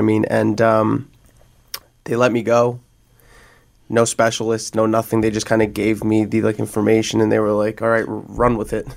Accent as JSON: {"language": "English", "region": "New Jersey", "country": "United States", "moved": "yes", "said": "I'm from Jersey"}